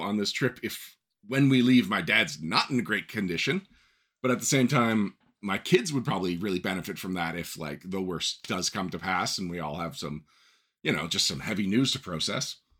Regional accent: Canada; I'm Canadian

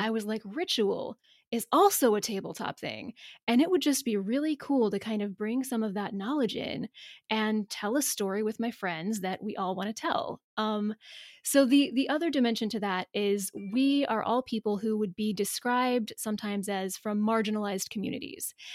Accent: the South, United States; we're both from the South

